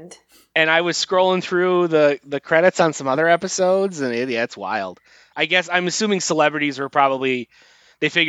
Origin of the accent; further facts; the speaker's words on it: Wisconsin, United States; moved away; I spent most of elementary school in Wisconsin